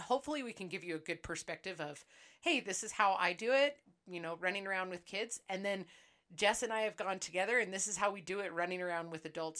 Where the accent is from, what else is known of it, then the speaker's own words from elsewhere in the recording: Seattle, Washington, United States; I am originally from Seattle, Washington